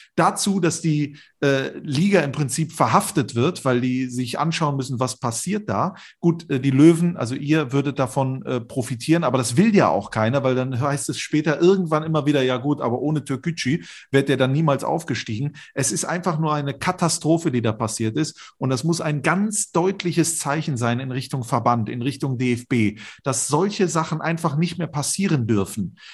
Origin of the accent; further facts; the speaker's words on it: Mönchengladbach, North Rhine-Westphalia, Germany; ich bin in Mönchengladbach aufgewachsen